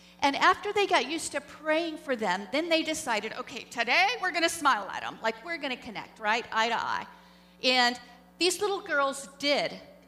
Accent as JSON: {"language": "English", "town": "Springfield", "region": "Missouri", "country": "United States", "tie": "born or raised there", "also_born_or_lived": "Islamabad, Pakistan", "said": "my hometown, Springfield, Missouri."}